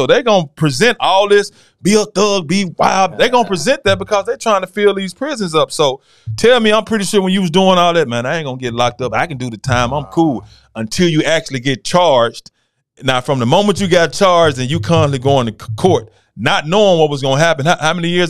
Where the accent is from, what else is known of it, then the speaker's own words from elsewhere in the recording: Memphis, Tennessee, United States; I'm from Memphis, man.